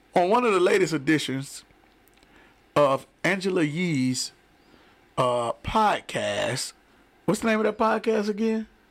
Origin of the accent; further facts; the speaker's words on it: Detroit, Michigan, United States; I'm from Detroit, mm. Michigan